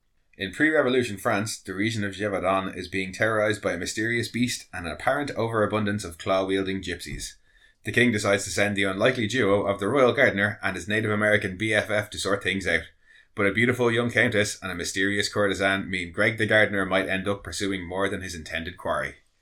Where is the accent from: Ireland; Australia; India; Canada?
Ireland; No, we are pasty Irish folk.